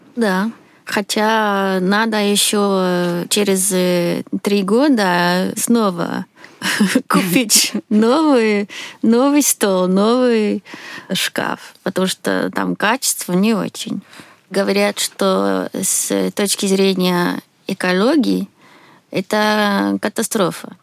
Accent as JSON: {"language": "Russian", "country": "Sweden", "second_language": "Russian", "moved": "as an adult", "lives_now": "Moscow, Russia", "said": "Я из Швеции. Сейчас живу в Москве."}